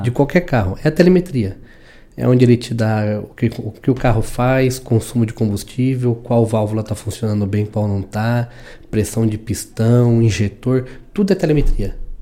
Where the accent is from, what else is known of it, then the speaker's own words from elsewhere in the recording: São Paulo, Brazil; moved away as an adult; also born or lived in Indaiatuba; sou de São Paulo, de São Paulo vim pro interior. Vim, morei aqui em Dayatuba nove anos